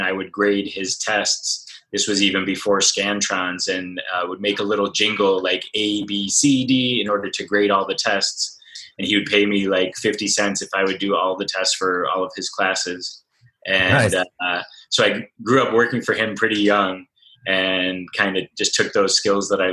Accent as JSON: {"language": "English", "region": "Michigan", "country": "United States", "tie": "born or raised there", "moved": "as an adult", "lives_now": "San Diego, United States", "said": "I'm actually originally from Michigan, and I lived there for about 20 years. Grew up working for my dad's IT consulting company"}